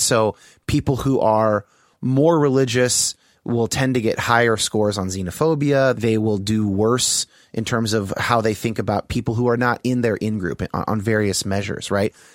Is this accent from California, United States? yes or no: yes; Bay Area, California, United States; I grew up in uh, the Bay Area in California